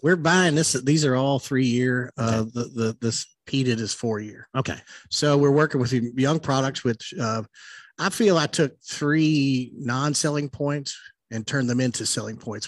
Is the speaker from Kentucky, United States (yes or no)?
yes; Louisville, Kentucky, United States; growing up in Louisville, I didn't grow up too far from um, National Distillery.